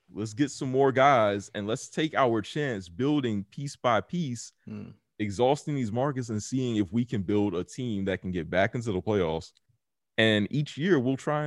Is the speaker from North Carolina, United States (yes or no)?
yes; Charlotte, North Carolina, United States; my hometown team, Charlotte